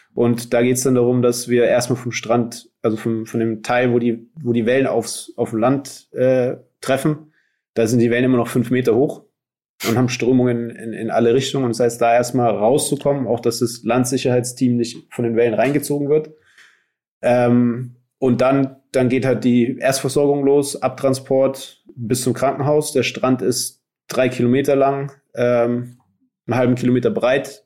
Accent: Nuremberg, Bavaria, Germany; moved away; also born or lived in Hawaii; ich bin in Nürnberg aufgewachsen

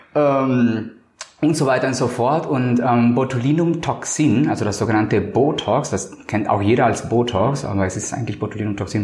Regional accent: Colombia; now in Hamburg, Germany; Ich bin ja Kolumbianer

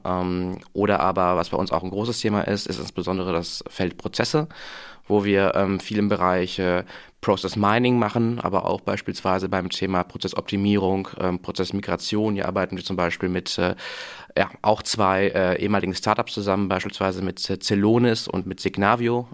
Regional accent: Münster, North Rhine-Westphalia, Germany; moved away; bin gebürtiger Münsteraner tatsächlich, den es dann auch zum Studium wieder nach Münster verschlagen hat

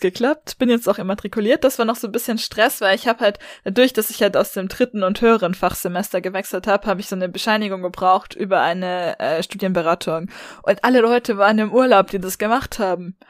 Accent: Baden-Württemberg, Germany; also born or lived in Tübingen / Freiburg; bei uns in Baden-Württemberg

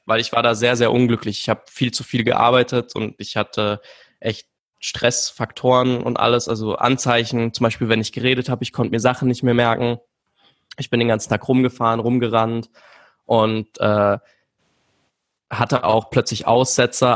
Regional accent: Vienna, Austria; Ja, ich bin aus Wien, also äh, gebürtig

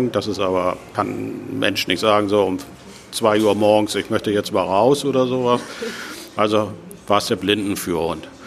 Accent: Hamburg, Germany; Ich komme aus Hamburg, da ist das schon ganz schön heftig

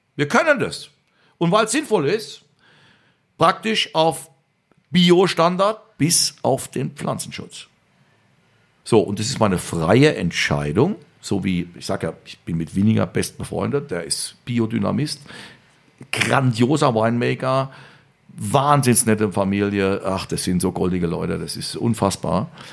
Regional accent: Rhineland-Palatinate, Germany; also born or lived in Vienna, Austria; im Schatten des Hamburger, Hamburger Schlosses geboren ist als Pfälzer

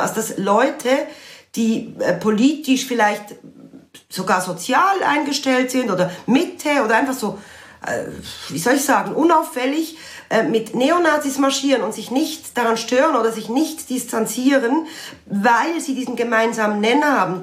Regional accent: Basel, Basel-Stadt, Switzerland; bin selber Baslerin

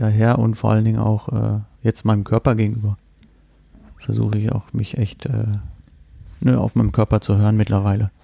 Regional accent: Rostock, Mecklenburg-Vorpommern, Germany; moved away; ich komme gebürtig aus Rostock

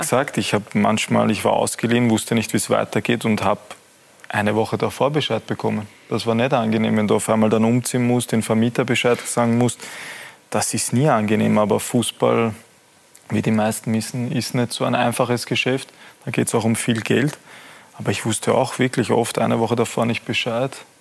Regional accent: Austria; als Österreicher

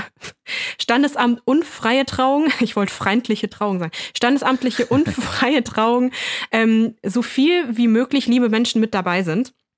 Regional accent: Lower Saxony, Germany; now in East Germany; Ich bin ja aus Niedersachsen

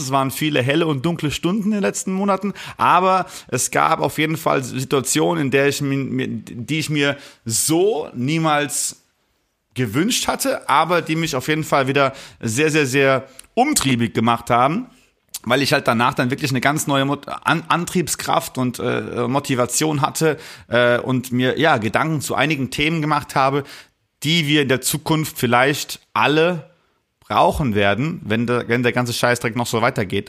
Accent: Rhineland-Palatinate, Germany; ich komme ja aus der Palz und bei uns sagt man Mosche, wenn man sich begrüßt

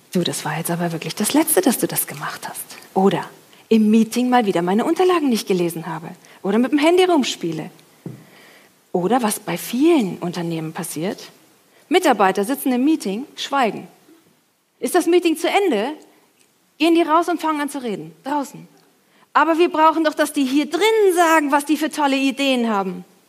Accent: Franconia, Bavaria, Germany; ich komme ja aus Franken

